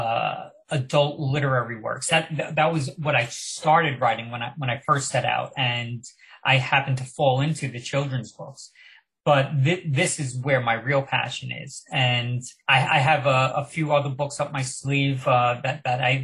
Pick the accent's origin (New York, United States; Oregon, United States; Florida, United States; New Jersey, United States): New York, United States; Long Island; also born or lived in Manhattan; I grew up on Long Island, so now I was in Manhattan